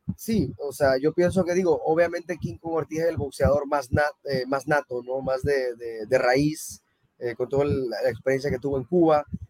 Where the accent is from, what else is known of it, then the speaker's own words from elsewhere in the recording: Panama; also born or lived in Mexico; yo soy mexicano y, prácticamente viví toda mi vida en Panamá